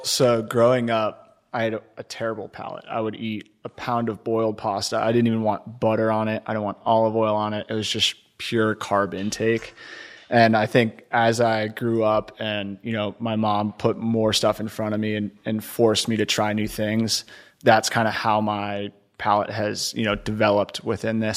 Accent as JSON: {"language": "English", "region": "Connecticut", "country": "United States", "tie": "born or raised there", "also_born_or_lived": "Ohio / New York", "moved": "as an adult", "lives_now": "Houston, United States", "said": "I was born in Ohio, grew up in Connecticut"}